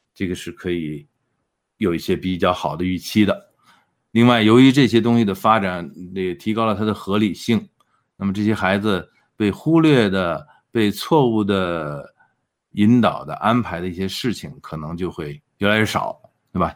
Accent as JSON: {"language": "Chinese", "country": "China", "moved": "yes", "lives_now": "Edmonton, Canada", "said": "我们中国人"}